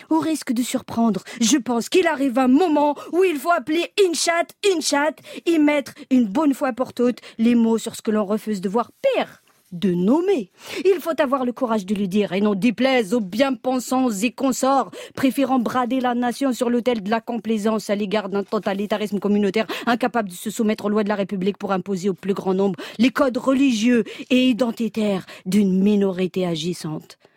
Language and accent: French; France; il y a des jours comme ça où en tant que Française, j'ai fini par me demander si je suis encore chez moi.